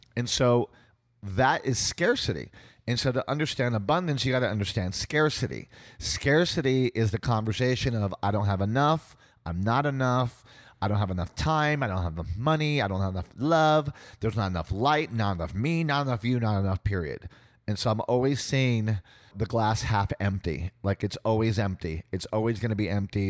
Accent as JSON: {"language": "English", "town": "San Juan", "country": "Puerto Rico", "tie": "born or raised there", "also_born_or_lived": "United States", "said": "I grew up in San Juan, Puerto Rico, being a American, Russian, Jewish family in a Latino Catholic culture"}